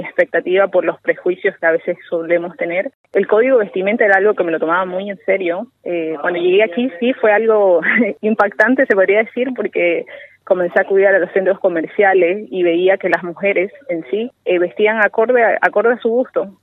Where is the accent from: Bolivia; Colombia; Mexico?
Bolivia; moved away as an adult; now in Doha, Qatar; en mi país, Bolivia